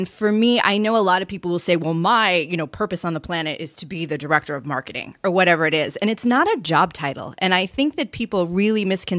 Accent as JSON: {"language": "English", "town": "Chicago", "region": "Illinois", "country": "United States", "tie": "born or raised there", "said": "if you're in my hometown of Chicago, Illinois"}